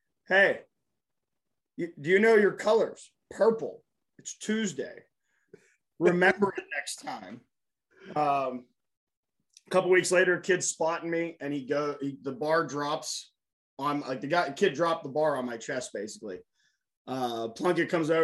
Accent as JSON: {"language": "English", "town": "Pittsburgh", "region": "Pennsylvania", "country": "United States", "tie": "born or raised there", "also_born_or_lived": "Plum, Pennsylvania", "said": "I grew up in the South Hills"}